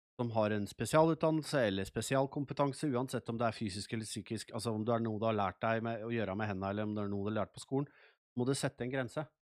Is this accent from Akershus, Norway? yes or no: yes; Nes, Akershus, Norway; moved away as an adult; also born or lived in Sweden; Jeg er født og oppvokst i Nes, jeg har bodd her i 30 år